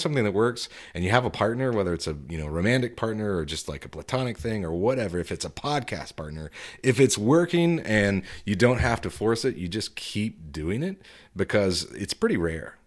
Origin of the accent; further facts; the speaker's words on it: Tulsa, Oklahoma, United States; now in Fayetteville, United States; I'm from Tulsa